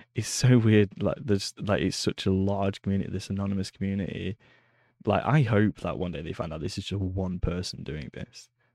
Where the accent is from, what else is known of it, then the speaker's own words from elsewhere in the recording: Preston, North West England, United Kingdom; moved away; I grew up in a town in England called Preston.